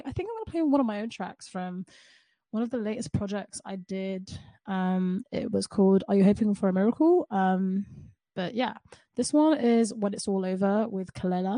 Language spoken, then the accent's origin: English; London, United Kingdom; I am from the UK. I'm from London